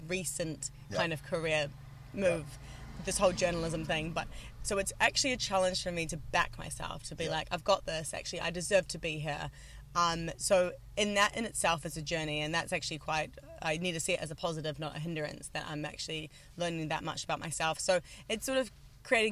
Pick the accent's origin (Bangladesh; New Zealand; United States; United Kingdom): New Zealand; also born or lived in Wanaka; I'm from New Zealand